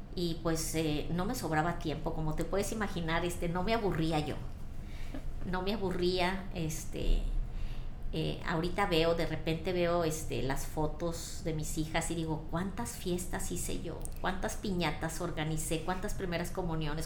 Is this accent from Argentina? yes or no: no; Ciudad Victoria, Tamaulipas, Mexico; moved away as an adult; now in Monterrey, Mexico; yo eh, nací en Ciudad Victoria, crecí allá, estudié allá